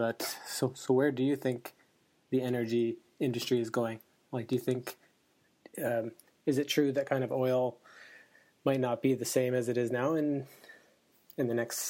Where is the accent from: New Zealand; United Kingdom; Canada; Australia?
Canada; Alberta; since we're both from Alberta